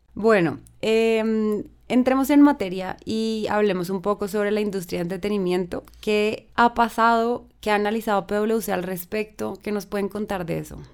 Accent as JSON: {"language": "Spanish", "country": "Colombia", "said": "nosotros como colombianos"}